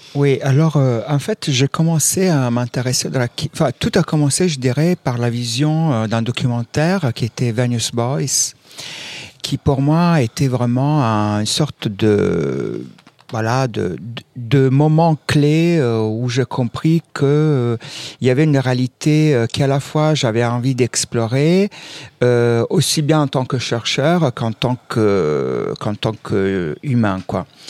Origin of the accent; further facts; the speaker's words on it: Southern Italy, Italy; now in France; moi je viens aussi du sud de l'Italie